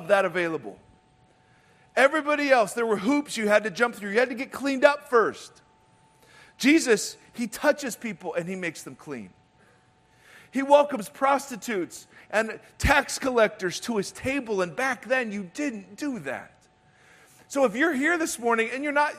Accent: Ohio, United States; moved away; I grew up in Ohio

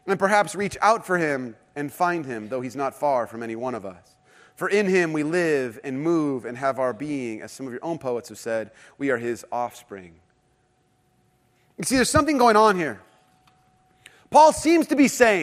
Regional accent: Irvine, California, United States

